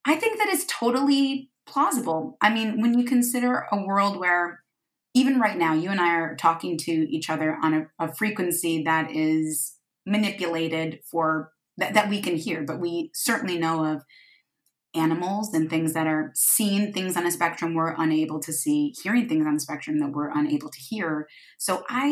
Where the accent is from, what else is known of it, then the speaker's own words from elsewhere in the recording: Michigan, United States; moved away; growing up in Michigan, we would often go to the beach because we lived on a lake